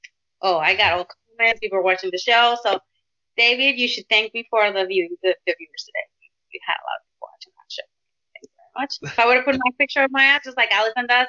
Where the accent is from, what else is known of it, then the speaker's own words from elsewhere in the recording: Tijuana, Baja California, Mexico; moved away; also born or lived in Pacifica, California; I was born and raised in Tijuana.